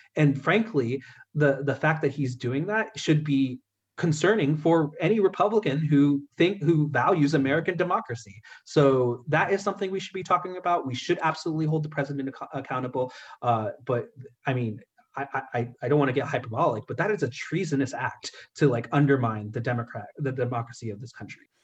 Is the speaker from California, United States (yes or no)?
yes; California, United States; I'm from California